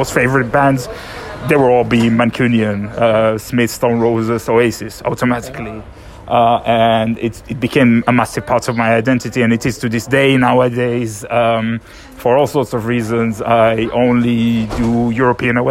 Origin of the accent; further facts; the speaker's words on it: Israel; moved away; when I grew up in Israel, there were all sorts of issues with my hometown and its football teams